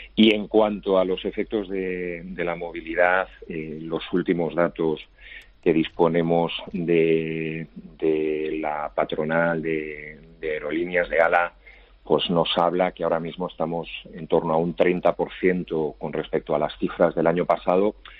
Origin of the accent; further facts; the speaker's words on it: Spain; como español y además como funcionario